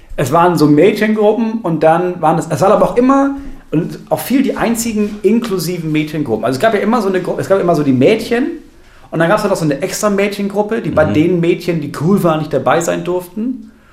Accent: Lower Saxony, Germany; bei uns in Niedersachsen

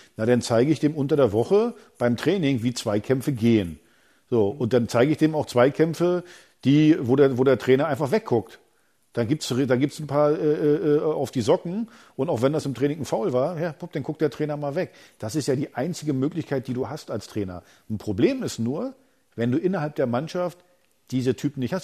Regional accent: East Germany, Germany; ich bin ein Ossi

